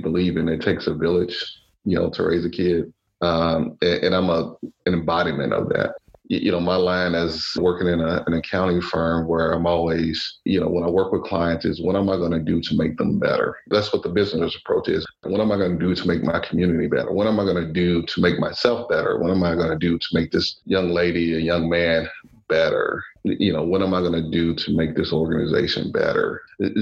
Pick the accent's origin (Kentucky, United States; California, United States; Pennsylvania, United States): Kentucky, United States; Louisville; this little African-American boy growing up in Louisville, Kentucky